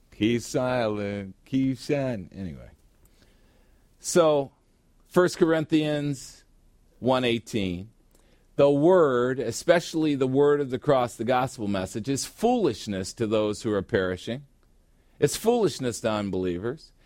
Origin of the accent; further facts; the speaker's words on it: United States; now in Phoenix, United States; I grew up on Lake Michigan